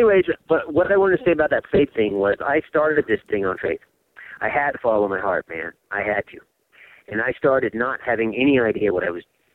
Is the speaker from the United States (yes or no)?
yes; California, United States; moved away as an adult; I'm from California